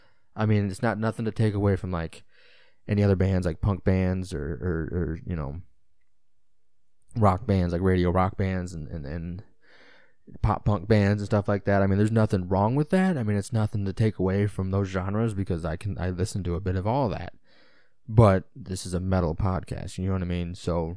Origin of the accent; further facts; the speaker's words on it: Illinois, United States; just like I'm from Illinois. So I'm an Illinois sports fan, a Chicago sports fan.